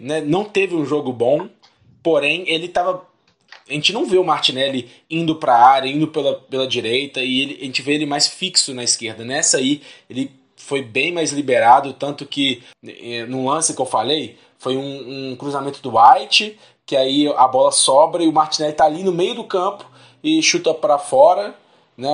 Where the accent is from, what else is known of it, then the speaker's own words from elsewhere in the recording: Belo Horizonte, Minas Gerais, Brazil; somos de BH